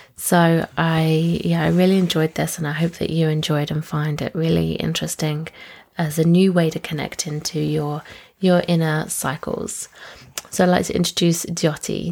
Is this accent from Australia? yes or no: no; United Kingdom; we actually grew up about half an hour away from each other in um, the UK